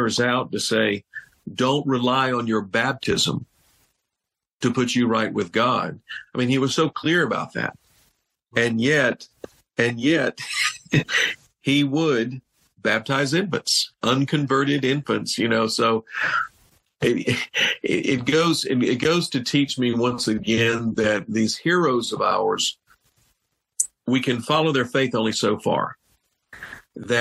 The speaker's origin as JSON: {"language": "English", "region": "Georgia", "country": "United States", "tie": "born or raised there", "said": "the British colony of Georgia, my native state."}